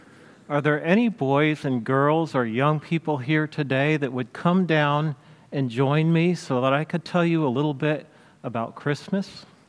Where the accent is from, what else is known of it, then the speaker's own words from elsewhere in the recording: Israel; When I was a little boy growing up in Israel, me and all the boys and girls in my neighborhood played Moses.